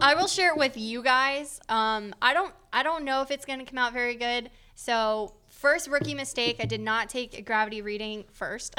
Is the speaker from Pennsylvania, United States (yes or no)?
yes; Scranton, Pennsylvania, United States; moved away; no one really ventures out from my hometown